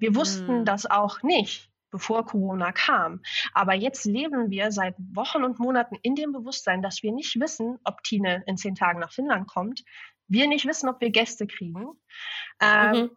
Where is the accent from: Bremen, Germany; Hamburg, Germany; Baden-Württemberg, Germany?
Hamburg, Germany; moved away as an adult; also born or lived in Sylt / southern Sweden; now in Sweden; ich bin in Hamburg aufgewachsen, auch in der Großstadt